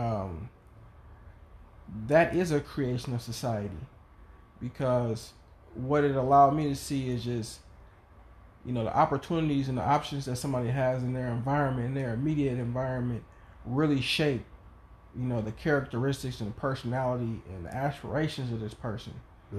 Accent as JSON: {"language": "English", "town": "Oakland", "region": "California", "country": "United States", "tie": "born or raised there", "said": "growing up in East Oakland"}